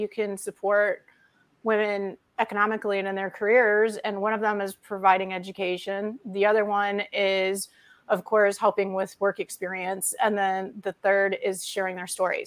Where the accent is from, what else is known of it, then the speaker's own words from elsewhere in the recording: Detroit, Michigan, United States; moved away as an adult; also born or lived in Austin, Texas; growing up in the Motor City